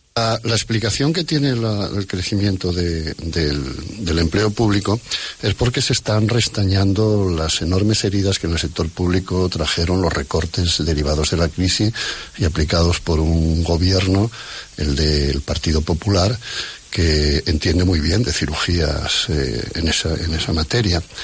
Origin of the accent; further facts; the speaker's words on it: Asturias, Spain; como asturiano de esta, de esta brigada